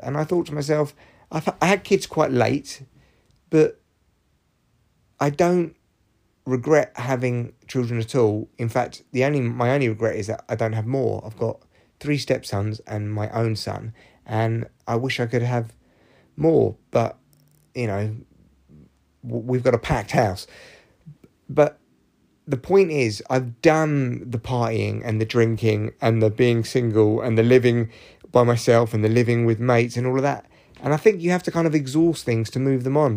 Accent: London, United Kingdom; I grew up in London. I grew up in Barnet

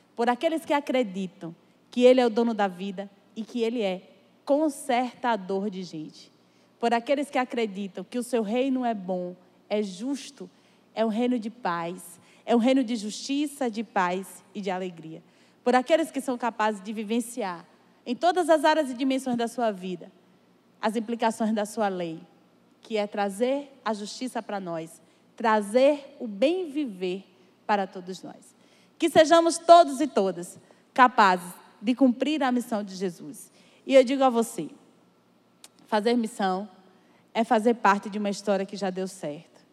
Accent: Sertão, Brazil; sou sertaneja

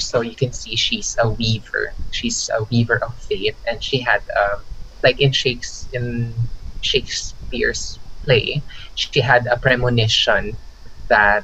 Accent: Philippines; also born or lived in Osaka, Japan; I'm actually a Filipino Chinese

